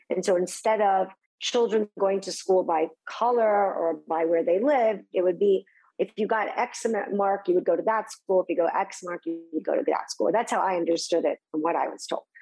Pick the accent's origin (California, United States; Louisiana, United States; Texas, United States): Texas, United States; was Texas it a was amazing. It was so fun.